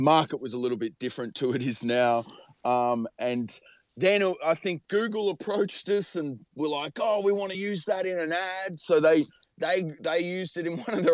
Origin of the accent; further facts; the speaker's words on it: Australia; we're obviously Australian